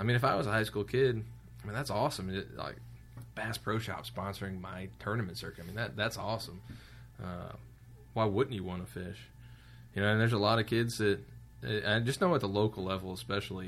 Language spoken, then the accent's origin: English; Ohio, United States; I'm from Ohio